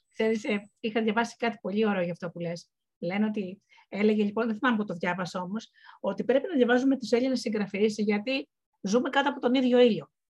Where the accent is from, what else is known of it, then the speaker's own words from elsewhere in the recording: Missolonghi, Western Greece, Greece; moved away; εγώ γεννήθηκα και είπα στο, και μεγάλωσα στο Μεσολόγιο